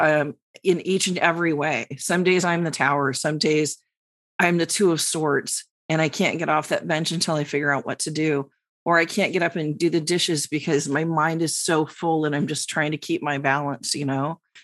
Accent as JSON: {"language": "English", "region": "New York", "country": "United States", "said": "the New Yorker"}